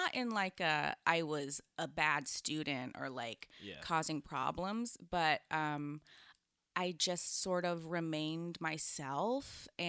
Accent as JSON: {"language": "English", "region": "California", "country": "United States", "tie": "born or raised there", "said": "So I grew up in the Bay, like you said, and it's actually all kind of tied in because I was raised in a, it was a cult."}